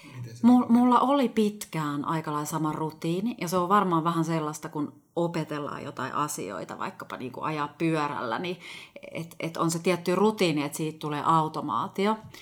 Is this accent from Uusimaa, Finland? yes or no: yes; Helsinki, Uusimaa, Finland; also born or lived in Ostrobothnia; Mä oon kotoisin kuule ihan Suomen pääkaupungista, eli Helsingistä